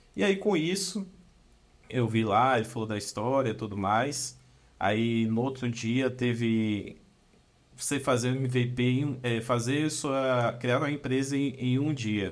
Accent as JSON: {"language": "Portuguese", "town": "Brumado", "region": "Bahia", "country": "Brazil", "said": "eu sou de Brumado, uma cidadezinha no interior da Bahia, é ali no sudoeste da Bahia"}